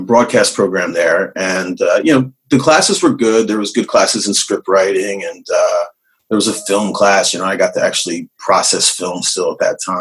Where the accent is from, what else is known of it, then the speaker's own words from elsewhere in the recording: Northern New Jersey, United States; moved away as an adult; also born or lived in Florida; Born and raised in New Jersey. Northern New Jersey, and went to school at Montclair State